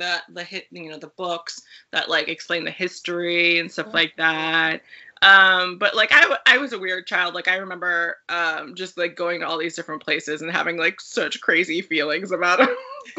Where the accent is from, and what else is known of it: California, United States; born or raised there